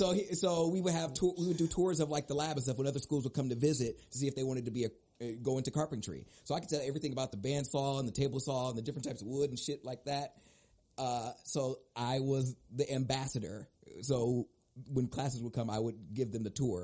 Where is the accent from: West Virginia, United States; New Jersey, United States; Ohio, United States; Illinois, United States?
Ohio, United States; Oberlin; I grew up in Oberlin. My graduating class was like 98.